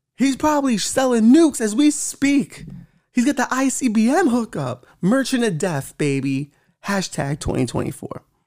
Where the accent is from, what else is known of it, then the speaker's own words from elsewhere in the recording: New York, United States; I'm a New Yorker